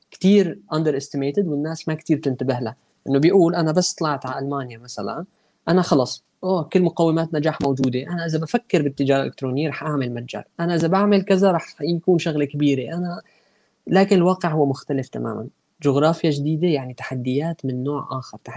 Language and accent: Arabic; Aleppo, Aleppo Governorate, Syria; now in Istanbul, Turkey; انا ابن ابن حلب يعني وطلعت من حلب من كم سنه فبالتالي التجربه كلها يعني تشربتها مو بس مو بس عشتها يعني